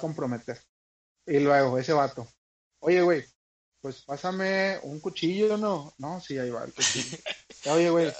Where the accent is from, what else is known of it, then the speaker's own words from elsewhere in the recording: northern Mexico, Mexico; como buenos norteños